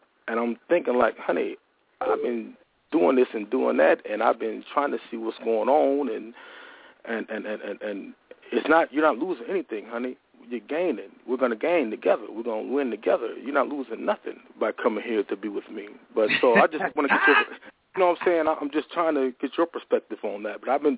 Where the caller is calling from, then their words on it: Huntsville, Alabama, United States; I'm calling from the Rocket City, Huntsville.